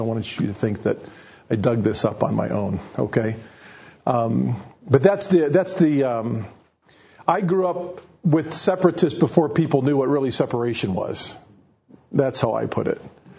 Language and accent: English; Ohio, United States; I grew up in the Ohio Bible Fellowship.